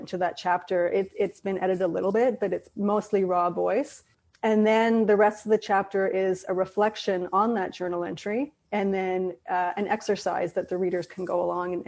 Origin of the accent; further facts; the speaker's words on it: Belfast, Northern Ireland, United Kingdom; growing up in Ireland, which is a country divided, still is today, but to a much lesser degree than it was before, by religion and politics, and specifically Belfast